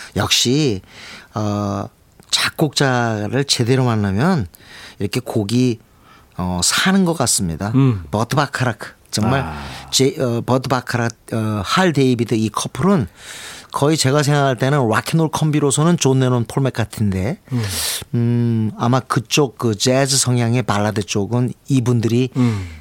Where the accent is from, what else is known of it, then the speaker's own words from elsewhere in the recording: South Korea; 한국에서 왔다는 게 돋보였어요